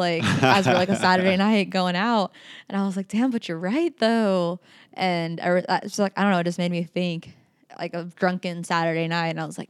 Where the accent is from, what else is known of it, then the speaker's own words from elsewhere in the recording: Utah, United States; And everyone always asks that question when I'm like, oh yeah, I'm from Utah.